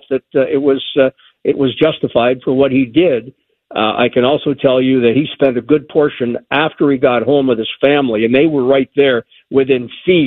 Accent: Toronto, Ontario, Canada; moved away; my hometown

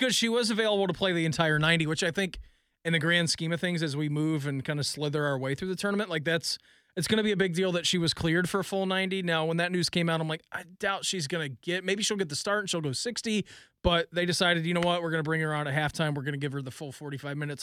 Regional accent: Dayton, Ohio, United States; moved away as an adult; now in Columbus, United States; growing up in Dayton

